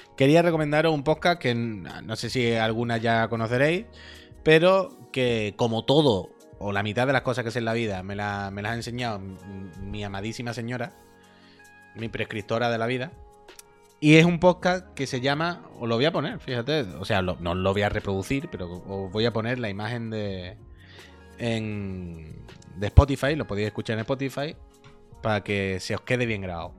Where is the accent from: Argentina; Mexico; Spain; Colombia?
Spain; Campo de Gibraltar, Andalusia; del campo de Gibraltar, de mi tierra